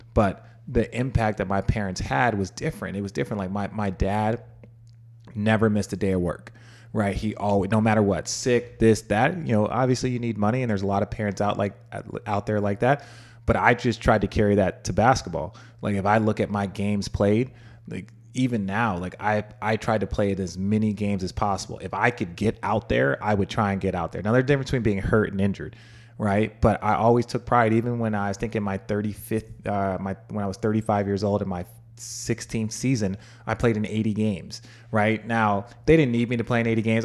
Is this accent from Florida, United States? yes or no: no; Phoenix, Arizona, United States; also born or lived in Los Angeles; I grew up in Phoenix